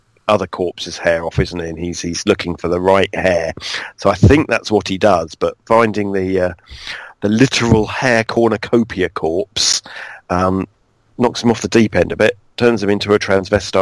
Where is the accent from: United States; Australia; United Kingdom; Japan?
United Kingdom; I just say I'm from near London